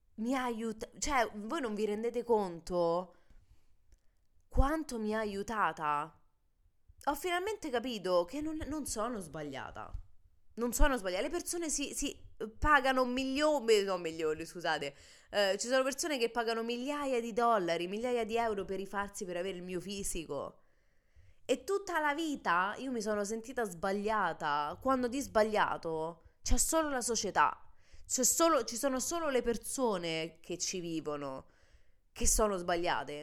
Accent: Italy; che siamo purtroppo nate e cresciute in Italia

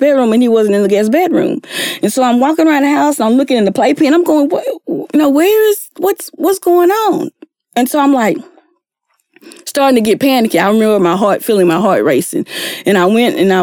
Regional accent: East Texas, United States; moved away; I'm from East Texas.

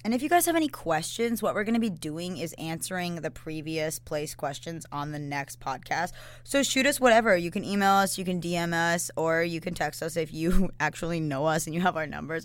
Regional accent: Atlanta, Georgia, United States; now in Fort Myers, United States; I'm from Atlanta

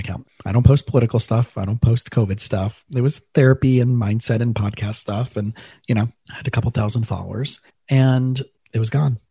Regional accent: South Florida, United States; I grew up in South Florida and I grew up in a pretty affluent community, but I was a scholarship kid

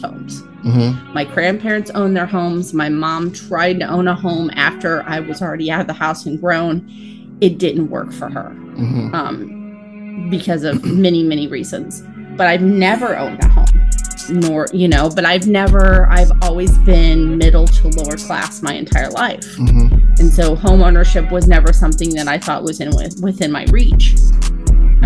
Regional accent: Midwest, United States; now in Los Angeles, United States; I'm from the Midwest

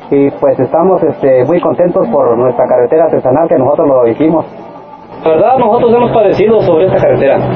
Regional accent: Aquilpa, Oaxaca, Mexico; aquí en nuestro pueblo de Aquilpa

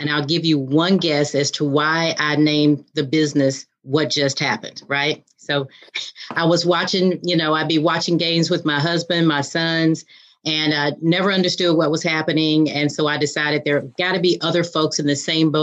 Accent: Virginia, United States; I grew up in Virginia

